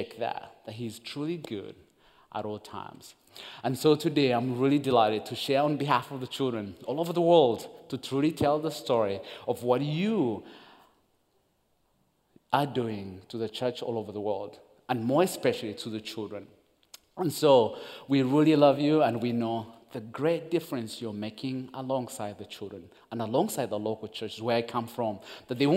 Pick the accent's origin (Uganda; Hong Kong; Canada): Uganda; English is a second language; also born or lived in Rwanda; I'm born and raised in Uganda